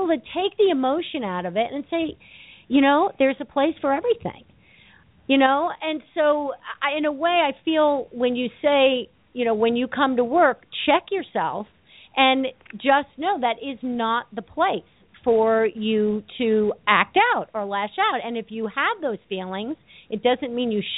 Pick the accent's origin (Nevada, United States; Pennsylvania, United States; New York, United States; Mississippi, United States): New York, United States; I'm from New York